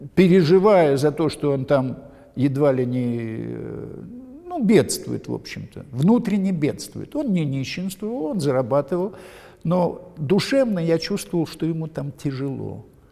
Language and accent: Russian; Odesa, Odesa Oblast, Ukraine; moved away as an adult; now in Moscow, Russia; я одессит